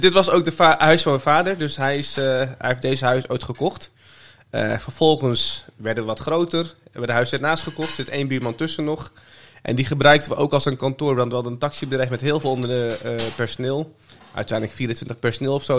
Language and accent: Dutch; The Hague, South Holland, Netherlands; also born or lived in Meppel; ik was voor mijn eerste verjaardag, die heb ik in Den Haag gevierd